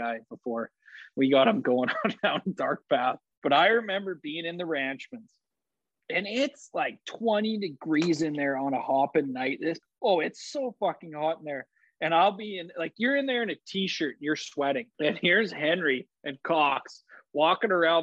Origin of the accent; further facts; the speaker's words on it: High River, Alberta, Canada; It's my hometown show